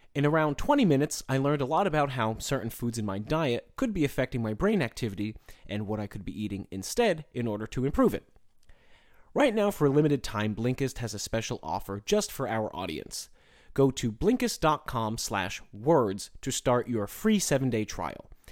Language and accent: English; United States; accent: American; my American accent